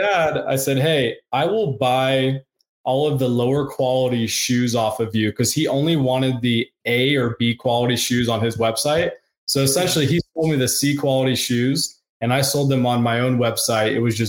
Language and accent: English; Charlotte, North Carolina, United States; So I grew up in North Carolina. I grew up in Charlotte, North Carolina.